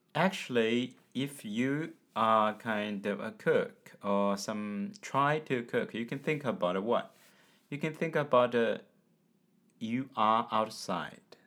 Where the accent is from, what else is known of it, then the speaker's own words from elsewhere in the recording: China; from China.